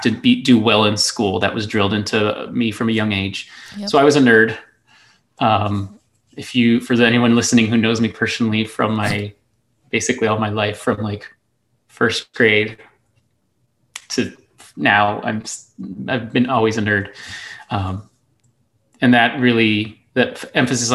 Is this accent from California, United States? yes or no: no; El Paso, Texas, United States; I grew up in the Lower Valley of El Paso, Texas, living with my grandparents